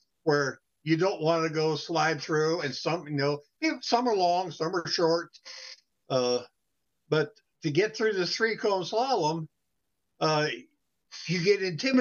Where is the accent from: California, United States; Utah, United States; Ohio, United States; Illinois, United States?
California, United States; San Francisco; I was raised in San Francisco